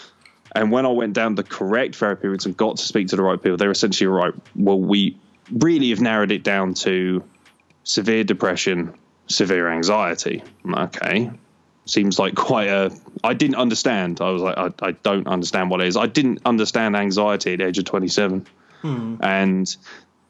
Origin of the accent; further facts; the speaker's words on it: Lincoln, East Midlands, United Kingdom; Lincoln City, which is my local team. I was born in Lincoln